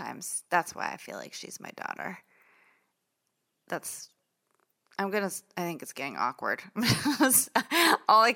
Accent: New York City, New York, United States; I was born in Brooklyn

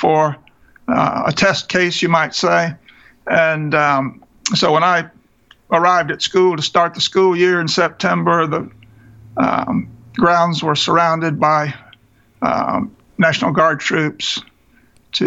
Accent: Mobile, Alabama, United States; I was raised in Mobile

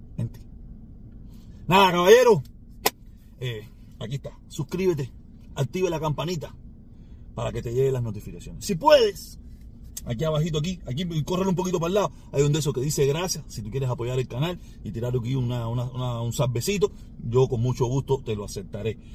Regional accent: Cuba; moved away; yo añoro estar en mi país. Yo tengo muchos años fuera y he estado en muy pocas ocasiones en mi país

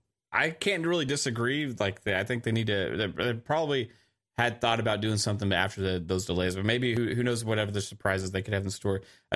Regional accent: Saskatchewan, Canada; Hey, it's me. I'm from Saskatchewan.

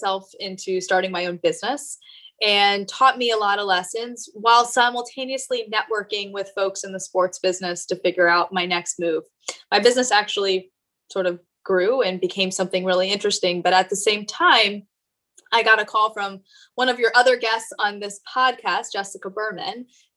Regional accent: East Coast, United States; I grew up on the East Coast and I was an athlete.

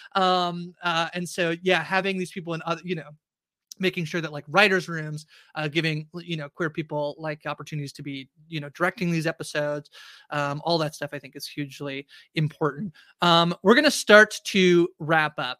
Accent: Canada; I'm Canadian

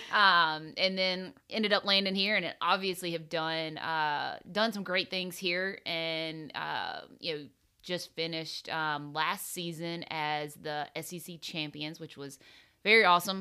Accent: South Carolina, United States; playing junior golf growing up in South Carolina

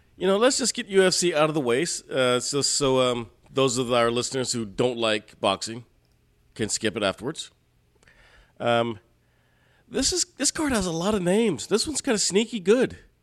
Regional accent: United States; I'm American

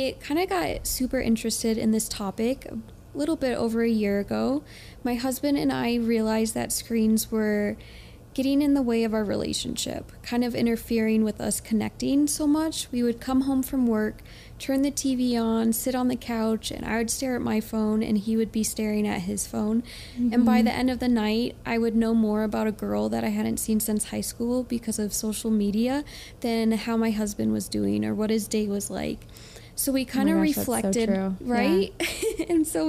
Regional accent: Ohio, United States; now in Utah, United States

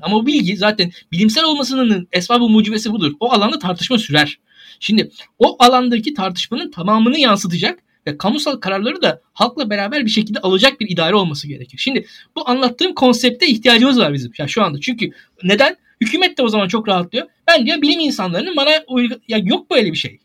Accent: Turkey; bir Türk olarak

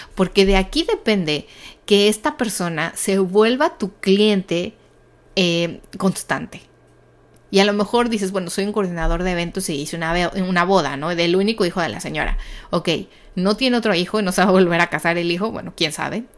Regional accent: Mexico; soy de México

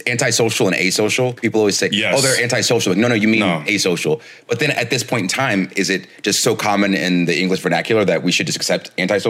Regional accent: Marietta, Georgia, United States; I let people know Marietta is the place that I grew up.

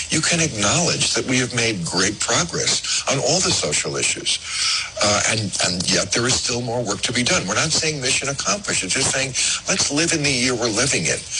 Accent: New Jersey, United States; when I was a kid, I grew up in New Jersey, which is not a southern state. And it was a completely white town.

